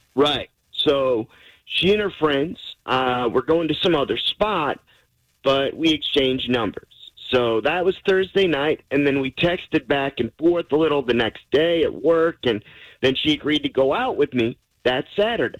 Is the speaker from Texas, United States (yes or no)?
yes; Lubbock, Texas, United States; we're both from Lubbock